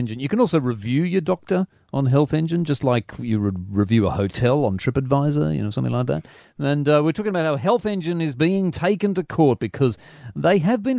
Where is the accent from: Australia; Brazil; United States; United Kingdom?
Australia; Pennant Hills, New South Wales; I grew up in Pennant Hills